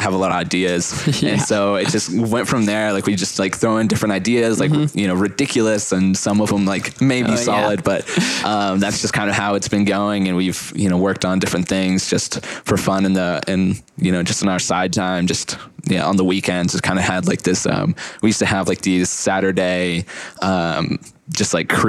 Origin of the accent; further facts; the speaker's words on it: Tallahassee, Florida, United States; moved away as an adult; now in Atlanta, United States; I'm actually from Tallahassee. And so I went over to the good side. I went to UF, but it's been awesome experience. I moved here to Atlanta in the past. I think it's been, 2.5 years